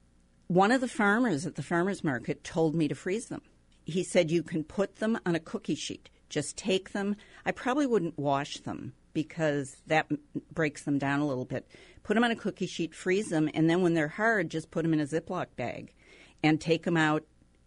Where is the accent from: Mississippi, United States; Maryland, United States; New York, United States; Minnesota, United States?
Minnesota, United States; moved away; I grew up in Minnesota